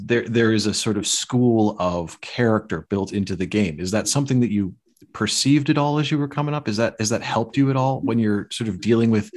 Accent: Chicago, Illinois, United States; when I was growing up in Chicago

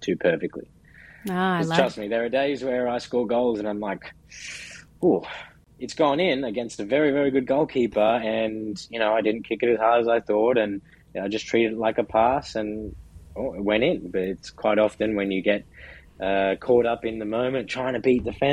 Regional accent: Brisbane, Queensland, Australia; moved away as an adult; now in New York, United States; where I'm from in Brisbane, Australia, the summers are also quite hot.

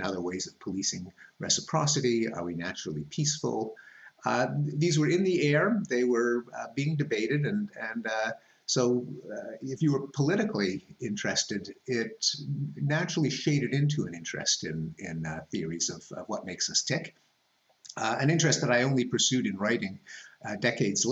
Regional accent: Montreal, Quebec, Canada; moved away as an adult; I grew up in Montreal

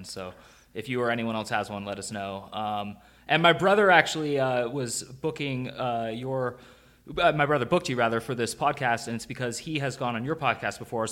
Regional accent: Berkeley side of the Bay Area, California, United States; I'm from the Berkeley side of the Bay Area

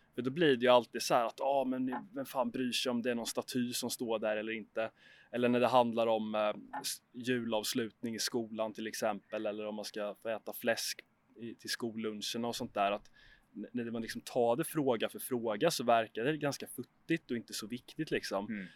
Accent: Huskvarna, Jönköping County, Sweden; jag är uppvuxen i Huskvarna, en liten ort utanför Jönköping i Småland

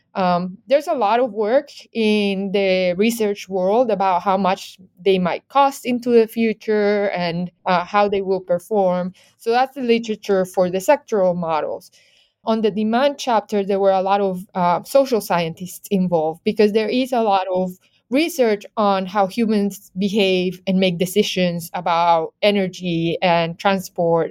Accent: Medellín, Antioquia, Colombia; moved away; I'm originally from Medellin, Colombia.

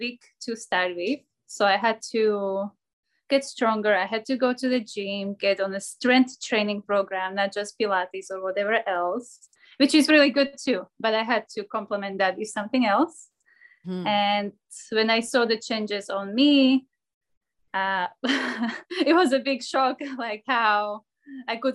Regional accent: Slovakia; moved away as an adult; also born or lived in Scotland; now in Miami, United States; I am born and raised in Slovakia, but at the moment I live in Miami

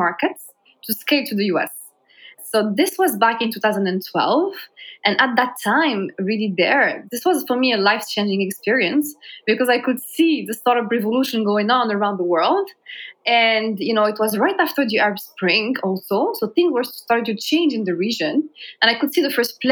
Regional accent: Morocco; moved away as an adult; also born or lived in France / Singapore; I was born and raised in Morocco

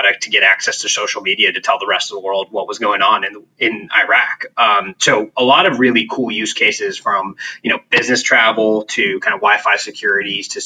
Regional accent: Santa Cruz, California, United States; I grew up in Santa Cruz, which is about 70 miles south of San Francisco

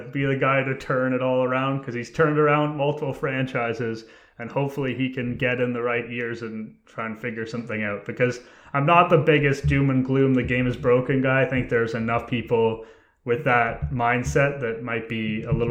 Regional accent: Canada

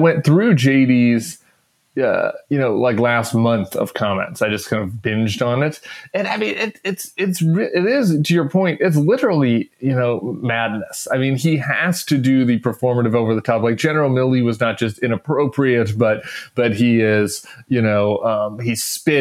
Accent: Colorado, United States; moved away; it was my home state

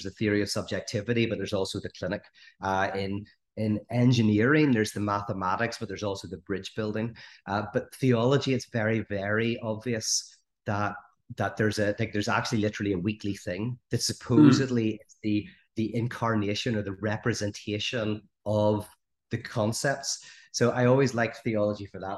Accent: Northern Ireland, United Kingdom; I grew up in the Troubles, which is, you know, as you may or may not know, but a 30-year conflict in Northern Ireland.

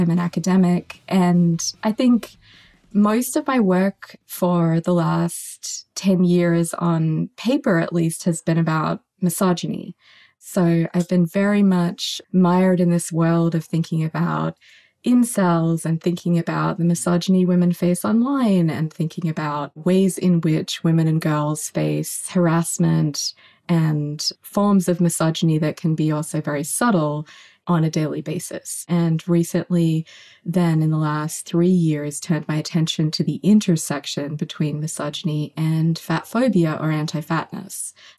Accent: Australia; misogyny and fatphobia were kind of crucially interconnected and intersected in this really deep way back when I was growing up in Australia.

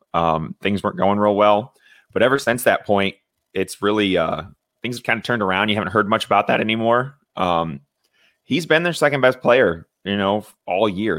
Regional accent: Indiana, United States; I growing up in Indiana, not too far from Chicago

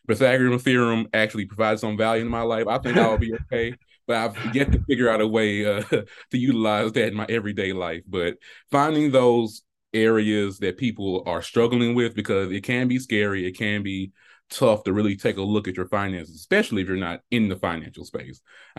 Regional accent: Selma, Alabama, United States; So growing up, I'm from Selma, Alabama, a small town

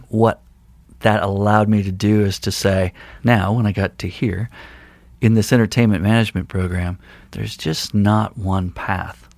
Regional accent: Longmont, Colorado, United States; now in Missoula, United States; I grew up, uh, in Longmont, Colorado, which is a town outside of Boulder

